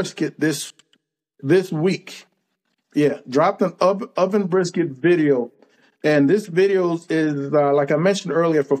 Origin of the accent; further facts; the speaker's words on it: California, United States; moved away as an adult; now in Texas, United States; I'm from California. Military brought me to Texas.